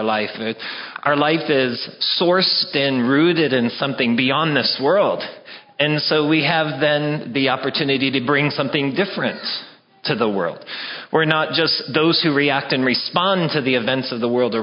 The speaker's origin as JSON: {"language": "English", "region": "Wyoming", "country": "United States", "said": "I'm from Wyoming"}